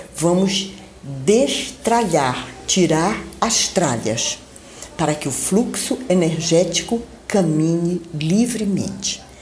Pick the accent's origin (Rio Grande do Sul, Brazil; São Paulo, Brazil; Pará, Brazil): Pará, Brazil; Belém; moved away; Eu estou em Belém do Pará, minha terra natal